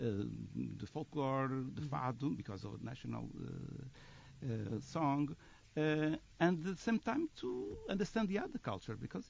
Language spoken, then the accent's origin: English; Madeira, Portugal; now in Rhode Island, United States; I'm from Madeira Island